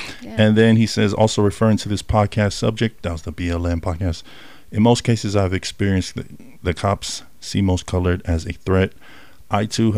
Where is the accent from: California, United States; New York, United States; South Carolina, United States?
California, United States; moved away; I was raised in Cali at the younger age too.